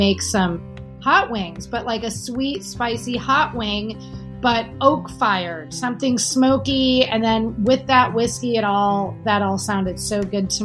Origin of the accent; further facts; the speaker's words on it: Milwaukee, Wisconsin, United States; moved away; also born or lived in New York; I grew up in Milwaukee